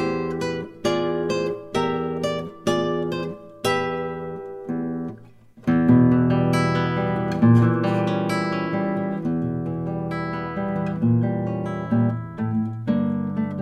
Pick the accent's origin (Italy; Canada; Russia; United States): United States; Spanish Fork, Utah; my hometown of Spanish Fork, Utah